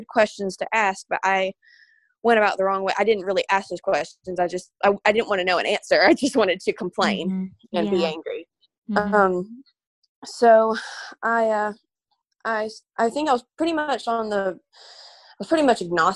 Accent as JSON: {"language": "English", "town": "Birmingham", "region": "Alabama", "country": "United States", "said": "I'm from Birmingham, Alabama."}